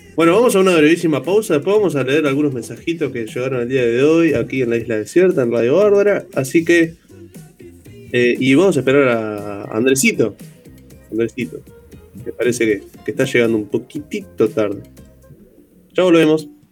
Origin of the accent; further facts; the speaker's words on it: El Pinar, Canelones, Uruguay; soy del Pinar